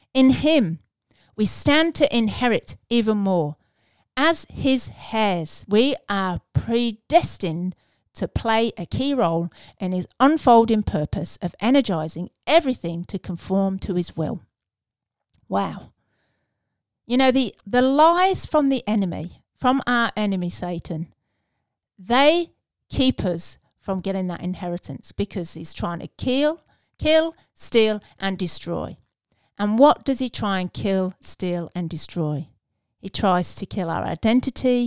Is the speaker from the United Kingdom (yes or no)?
yes; England, United Kingdom; being English